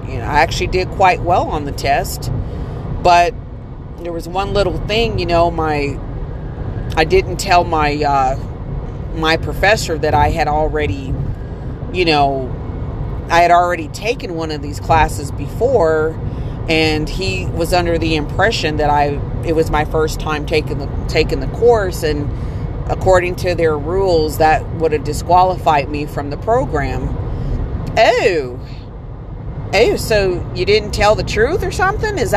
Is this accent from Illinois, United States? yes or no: yes; East St. Louis, Illinois, United States; also born or lived in Aurora, Colorado / Detroit; growing up in East St. Louis and having to move to to uh, Aurora, Colorado, and then going back to Detroit